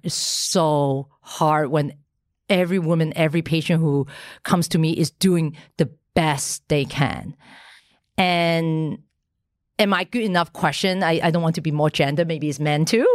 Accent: Hong Kong; I, I was born in Hong Kong

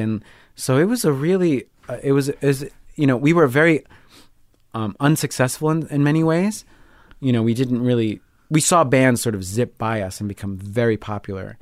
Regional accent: Long Island, New York, United States; moved away; also born or lived in Rio de Janeiro, Brazil / Chicago; I grew up on Long Island. A little bit in Brazil. I lived in Rio de Janeiro

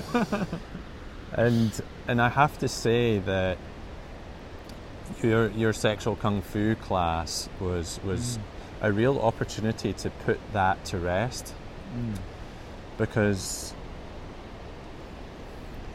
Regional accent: Edinburgh, Scotland, United Kingdom; in my early 20s when I was growing up in Edinburgh

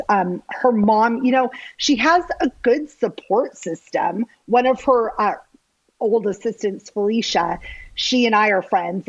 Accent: Everett, Washington, United States; moved away as an adult; also born or lived in Los Angeles; I'm from north of Seattle in a town called Everett, Washington.

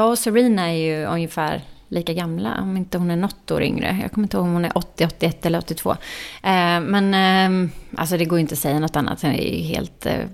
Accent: Småland, Sweden; fick bära Smålandsskylten eftersom jag är från Småland på invigningen.

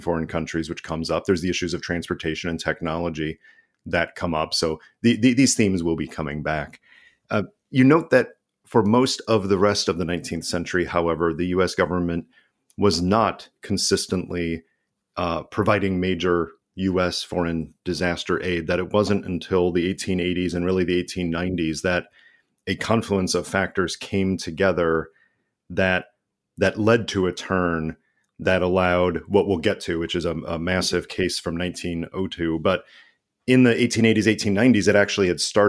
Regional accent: United States; me as an American

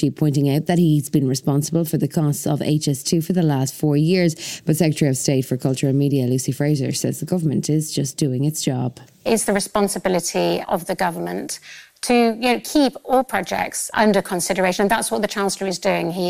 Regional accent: Canada; I'm here from Canada on book tour, and my country is still partially on fire

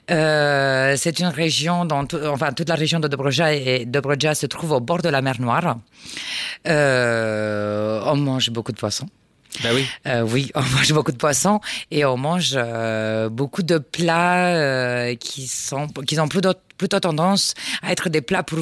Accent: Constanța, Constanța County, Romania; Je suis, plus, je suis né plus exactement à Constanța

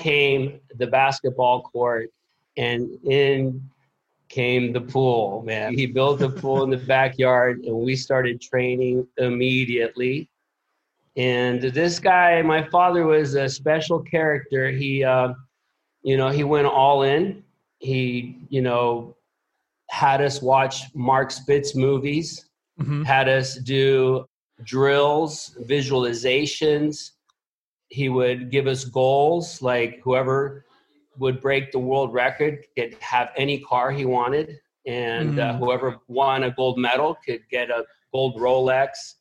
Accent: Puerto Rico; I was born here in Puerto Rico

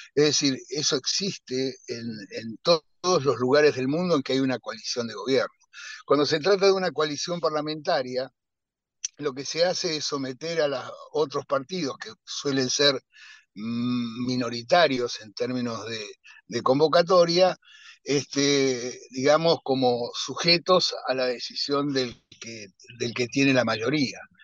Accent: Argentina

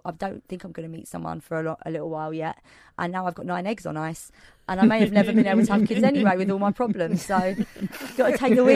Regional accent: London, United Kingdom; I'm a Londoner

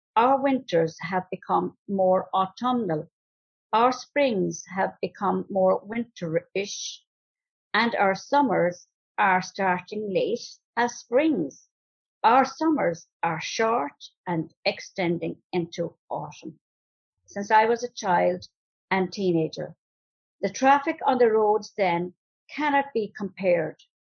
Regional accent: Ballinane, Ireland; I'm from Ballinane

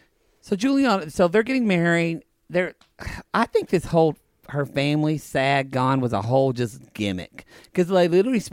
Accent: the South, United States; We do come from the South.

